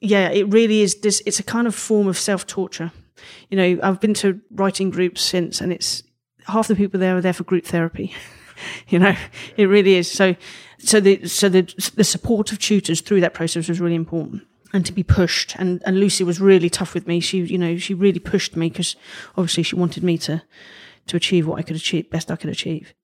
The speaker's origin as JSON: {"language": "English", "region": "London", "country": "United Kingdom", "accent": "Cockney"}